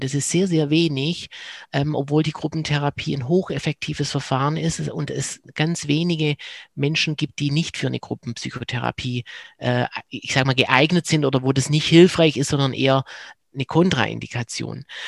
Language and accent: German; Swabia, Germany; accent: Swabian; now in Cologne, Germany; komme ich aus dem Schwäbischen ähm, und bin in Köln gelandet